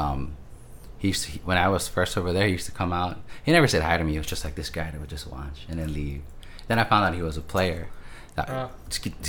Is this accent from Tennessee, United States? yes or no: no; Honolulu, Hawaii, United States; moved away; I'm originally from Honolulu, Hawaii.